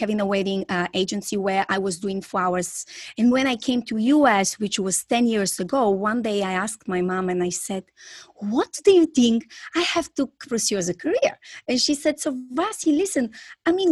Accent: Bulgaria; English is a second language; moved away as an adult; now in Florida, United States; I'm originally from Bulgaria and I'm currently living in US, Florida.

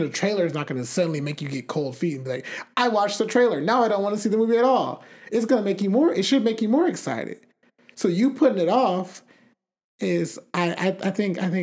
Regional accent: United States; I'm American too

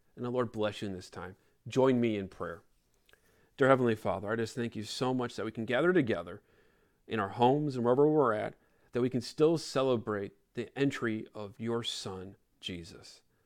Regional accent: Chicago, Illinois, United States; I grew up in Chicago

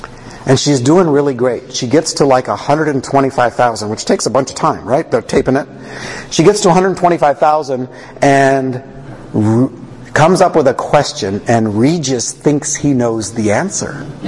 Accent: Canada; Now I'm a Canadian.

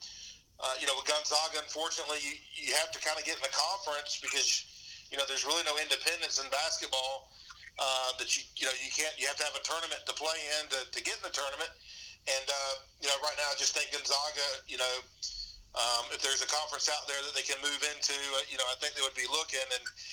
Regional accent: Athens, Georgia, United States; I grew up in the Athens area. My mother's from Athens.

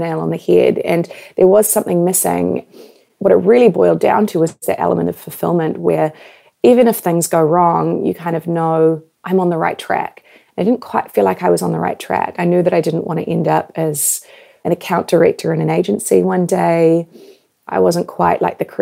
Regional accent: New Zealand; moved away as an adult; also born or lived in Canada / New York; I was born and raised in New Zealand

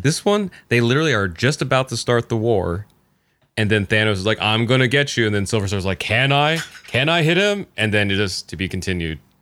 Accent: Kokomo, Indiana, United States; also born or lived in Greentown, Indiana; I grew up, I was born in Kokomo, like, and then for a few years lived in Kokomo, but then, like, when I went to, uh, high school and stuff, I was in a town called Greentown

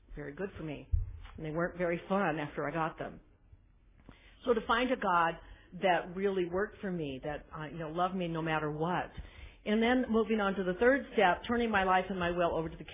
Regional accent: South Dakota, United States; also born or lived in Nebraska; now in Aptos, United States; Born and raised in South Dakota on a farm. Now I live a few blocks from the Pacific Ocean in California

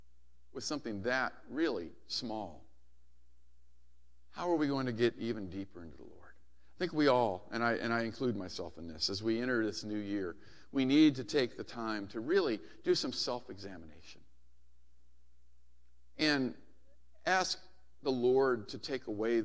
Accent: Hawaii, United States; I used to love it as a kid growing up in Hawaii when my dad was stationed there.

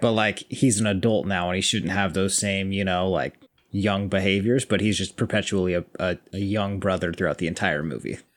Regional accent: United States; I'm American

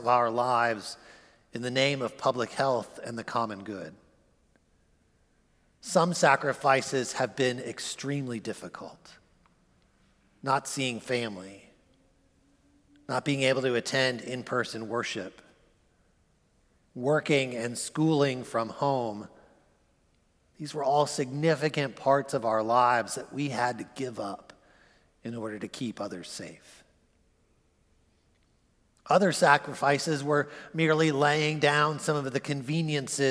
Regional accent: United States; As American Christians

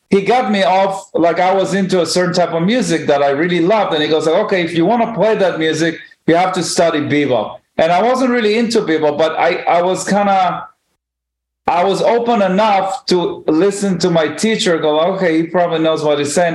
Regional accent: Israel; moved away as an adult; now in New York, United States; when I grew up in Israel

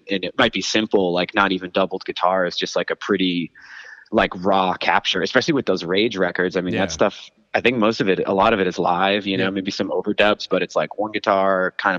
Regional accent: Hanson, Massachusetts, United States; I grew up on the South Shore in Hanson, down in Plymouth County. There, kind of towards the Cape ish.

